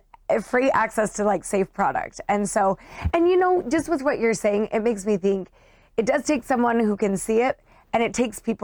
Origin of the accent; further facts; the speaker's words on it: Utah, United States; I grew up in Utah in a suburb of Salt Lake. And it was a great place to grow up.